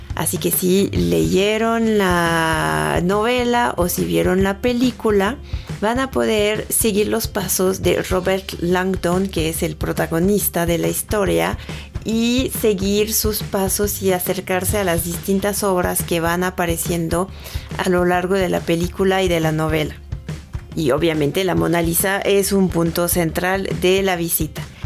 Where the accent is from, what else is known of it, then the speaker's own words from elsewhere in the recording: France; accent: French; Spanish is a second language; moved away as an adult; now in Mexico; tengo un pequeño acento francés cuando hablo. Esto es porque nací en Francia, pero ya llevo mucho tiempo viviendo en México, llevo más de 10 años aquí